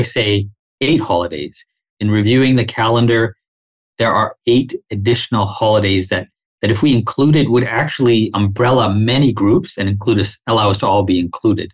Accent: Dar es Salaam, Tanzania; also born or lived in Winnipeg, Canada; now in Canada; I was born in Dar es Salaam on the mainland. I went to British schools growing up when I was a child over there.

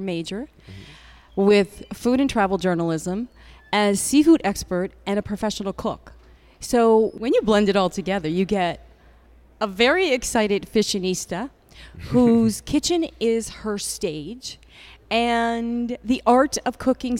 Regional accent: New Brunswick, Canada; moved away as an adult; now in New York, United States; I am from New Brunswick, Canada, you know, so I come back here. Atlantic Canadian seafood is in my blood.

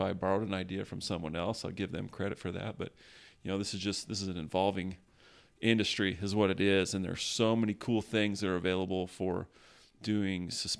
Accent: California, United States; also born or lived in Las Vegas, United States; I ended up going from Vegas back to California. I grew up in California, and Whittier was the last place that I lived.

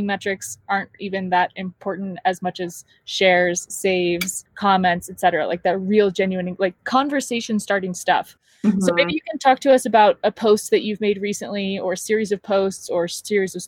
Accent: Southern California, United States; I'm from Southern California

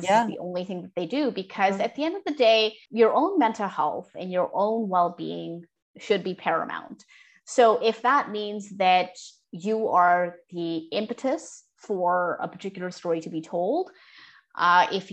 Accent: Canada; as a Canadian South Asian who comes from immigrant parents

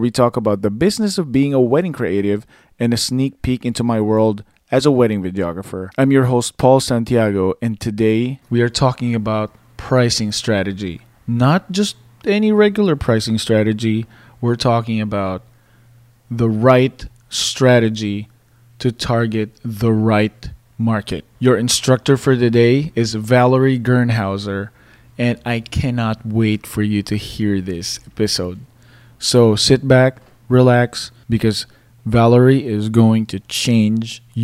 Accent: Philippines; moved away; growing up in the Philippines

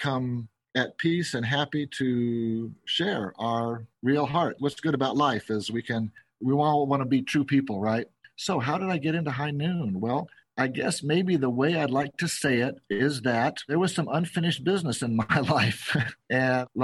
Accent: San Diego, California, United States; also born or lived in Seattle, Washington / Berkeley, California; now in Las Vegas, United States; I grew up not in Seattle, in San Diego

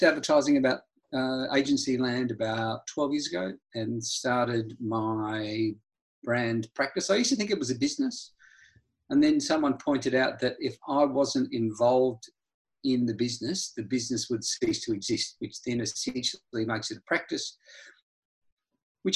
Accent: Adelaide, South Australia, Australia; also born or lived in New Zealand; now in Melbourne, Australia; I'm a Kiwi by birth. Really? I grew up in Adelaide in South Australia

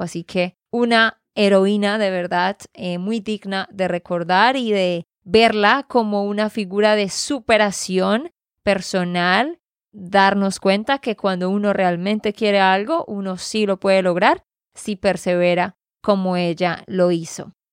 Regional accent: Santander, Colombia; de Santander, Colombia.

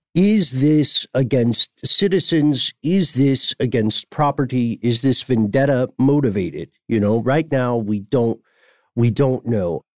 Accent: Nashville, Tennessee, United States; my hometown

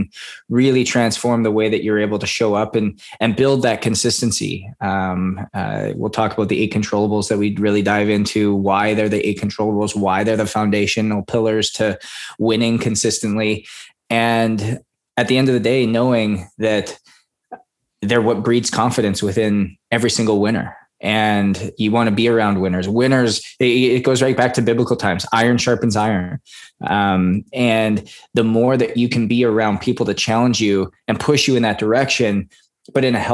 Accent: Canada; I was born and raised in Canada.

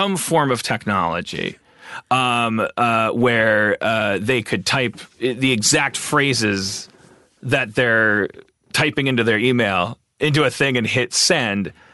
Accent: United States; We're the melting pot country

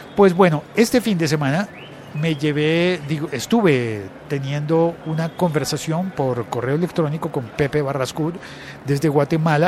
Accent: Colombia

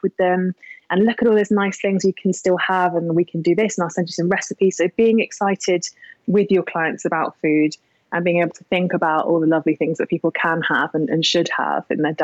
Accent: Yealmpton, South West England, United Kingdom; now in London, United Kingdom; I grew up in Devon, so I'm a farm girl

